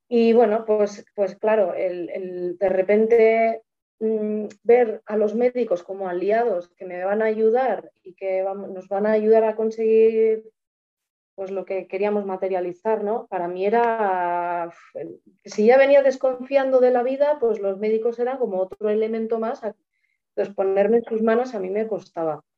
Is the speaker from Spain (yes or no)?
yes; Tolosa, Basque Country, Spain; moved away as an adult; now in Vitoria-Gasteiz, Spain; Soy de, un pueblo cerca de San Sebastián que se llama Tolosa